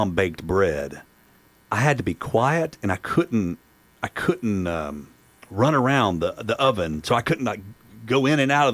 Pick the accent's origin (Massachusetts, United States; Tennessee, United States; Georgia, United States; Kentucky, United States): Tennessee, United States; Chattanooga; I'm born and raised in East Brainerd.